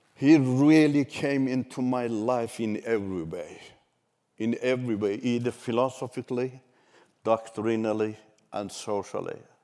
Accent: Iran; first language Turkish; English is a second language; moved away as an adult; also born or lived in Turkey; run away from Iran to Turkey. Turkish is my mother language

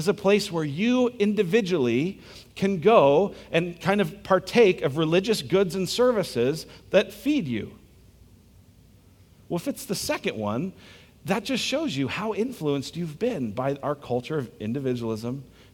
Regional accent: United States; I'm American

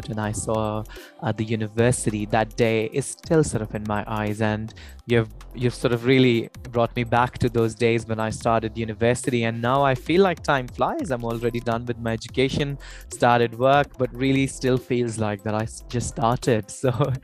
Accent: Ambala, Haryana, India; moved away as an adult; also born or lived in Melbourne, Australia; where I come from Ambala

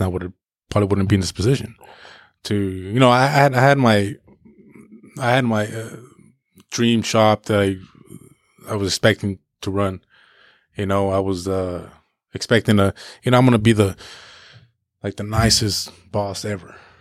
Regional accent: Paso Robles, California, United States; poor Mexican growing up in Paso

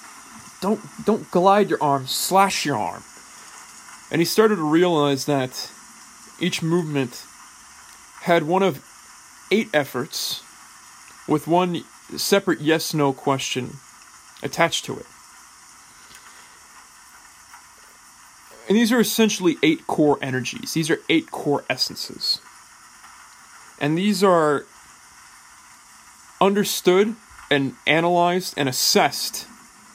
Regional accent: Bay Area, California, United States; moved away as an adult; also born or lived in England; I finished growing up in England, not in the Bay Area.

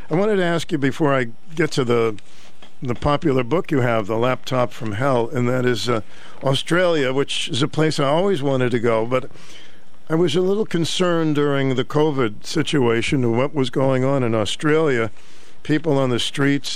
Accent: Boston, Massachusetts, United States; When I grew up in Boston

